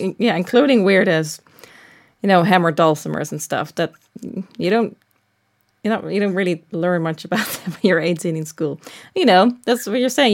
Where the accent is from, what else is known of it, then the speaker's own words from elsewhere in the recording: Netherlands; moved away as an adult; now in Los Angeles, United States; I'm from the Netherlands